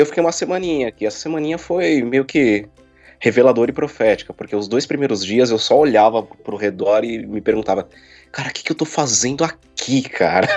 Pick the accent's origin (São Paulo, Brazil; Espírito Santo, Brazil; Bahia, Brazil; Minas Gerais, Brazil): São Paulo, Brazil; moved away as an adult; now in Chile; Eu nasci em São Paulo, capital mesmo. Vivi até os seis anos na, no bairro da Barra Funda. E depois eu fui me esconder no Tremembé